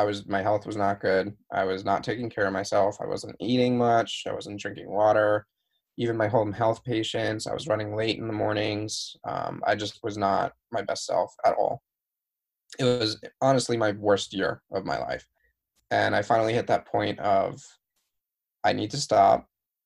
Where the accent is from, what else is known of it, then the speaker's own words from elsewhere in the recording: New York, United States; moved away as an adult; also born or lived in Arizona / Pennsylvania; now in San Diego, United States; I'm from New York. Like, I come from a place where you either step on or step over people.